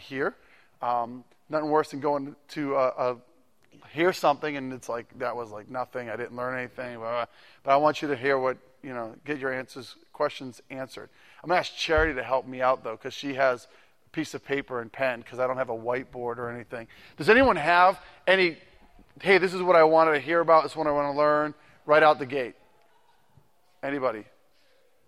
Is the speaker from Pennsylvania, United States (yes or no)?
no; Massachusetts, United States; now in Ohio, United States; I am originally from Massachusetts. I've been gone for a while from there